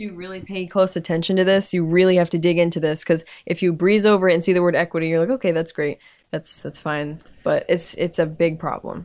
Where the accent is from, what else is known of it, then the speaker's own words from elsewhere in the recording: United States; I'm American, I speak English.